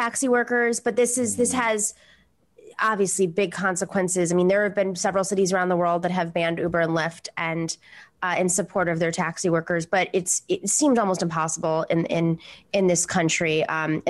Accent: New York City, New York, United States; being a New Yorker

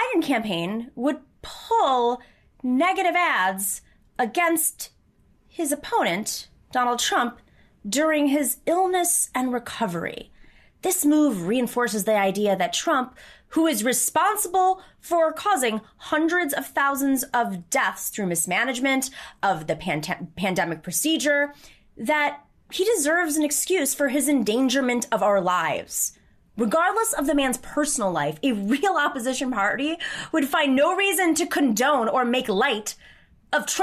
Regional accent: Lancaster, New York, United States; also born or lived in Buffalo, New York; I'm from Lancaster, New York. That's where I grew up

